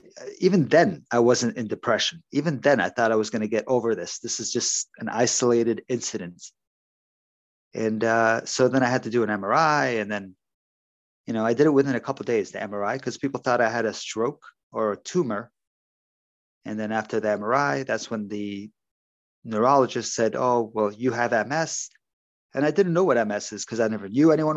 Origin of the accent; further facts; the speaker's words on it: Ontario, Canada; also born or lived in Toronto; I'm from Ontario, Canada